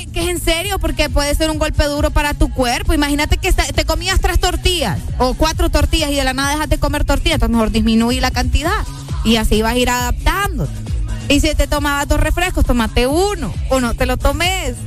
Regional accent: San Pedro Sula, Cortés, Honduras; yo crecí en la Unión

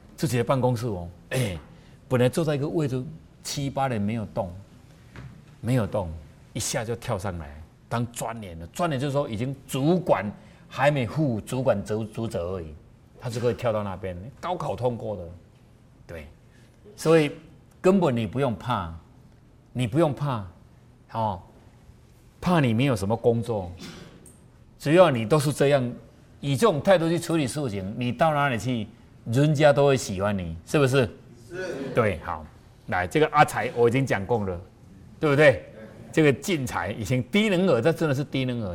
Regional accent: southern Taiwan, Taiwan; 因为我们南部的人哦，在那个喜宴的时候，最后一道都会出冰

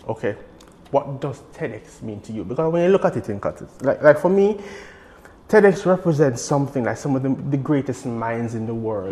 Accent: Jamaica; as a Jamaican

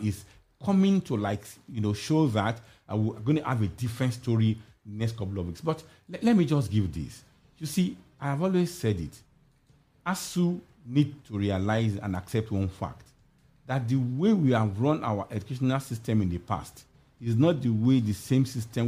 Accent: Nigeria; as a Nigerian

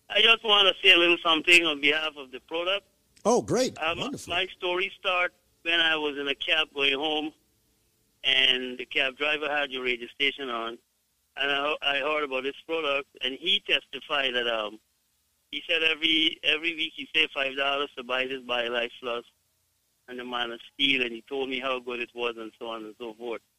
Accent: Guyana; I am from Guyana

